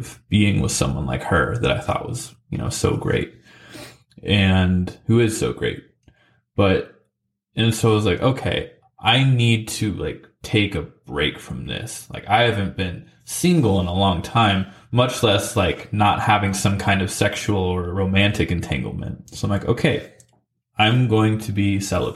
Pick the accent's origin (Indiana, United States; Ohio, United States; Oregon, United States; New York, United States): Oregon, United States; McMinnville; also born or lived in Salem, Oregon / Nashville, Tennessee; my hometown of McMinnville